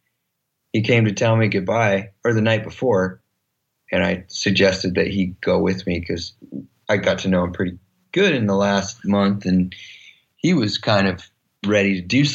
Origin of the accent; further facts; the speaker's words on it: Kansas, United States; we're both from Kansas, we come from the same place